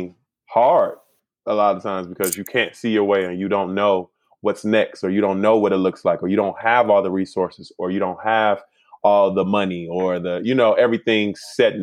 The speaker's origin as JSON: {"language": "English", "town": "Chicago", "region": "Illinois", "country": "United States", "also_born_or_lived": "Philadelphia", "moved": "as an adult", "lives_now": "California, United States", "said": "I'm from Chicago"}